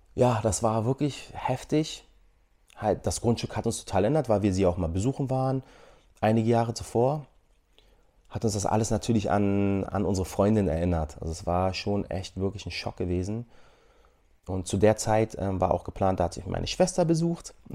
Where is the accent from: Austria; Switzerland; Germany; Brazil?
Germany; moved away as an adult; wir aus Deutschland kommen